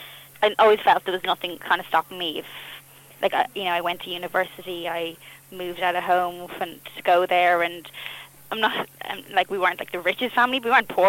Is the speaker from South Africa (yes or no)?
no; Bray, County Wicklow, Ireland; accent: Irish; moved away as an adult; also born or lived in Dublin / Boston; now in United Kingdom; I was very lucky where I grew up. Bray was a great place. I was really close to Dublin